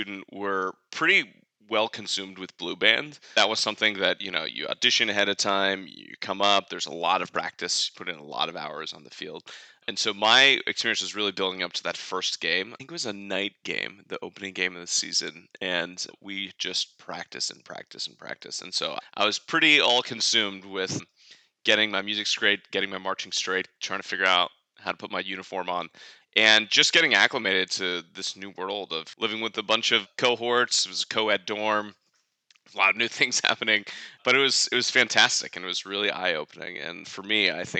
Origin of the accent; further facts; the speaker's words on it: Fairfax, Virginia, United States; I grew up actually in Northern Virginia, right outside of Washington, D.C. in Fairfax